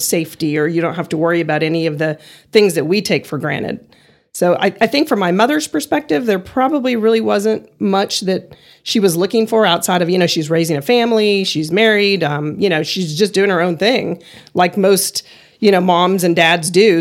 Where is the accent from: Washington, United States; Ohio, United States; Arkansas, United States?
Ohio, United States; moved away; also born or lived in Texas / Cleveland, Ohio; I was born in Ohio, went to UT for a year in Austin, went to SMU for two years